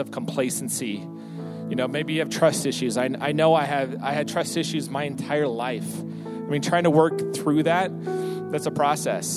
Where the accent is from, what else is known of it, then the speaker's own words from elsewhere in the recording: San Diego, California, United States; I'm born and raised in San Diego. My entire life is there